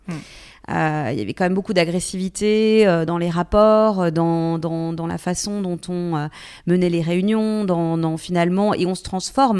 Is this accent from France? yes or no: yes; Bourgogne-Franche-Comté, France; moved away; also born or lived in Paris / Lyon / New York; je viens finalement d'un petit village, je viens de Franche-Comté, donc j'ai reconnu beaucoup de personnalités euh, que, que j'avais pu croiser euh, pendant mon enfance